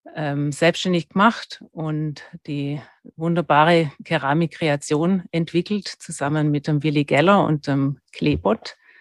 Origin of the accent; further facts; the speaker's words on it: Stuttgart, Baden-Württemberg, Germany; accent: Swabian; moved away as an adult; also born or lived in Freiburg; now in Vorarlberg, Austria; Also ich habe in, in Stuttgart bin ich aufgewachsen, was man immer noch hört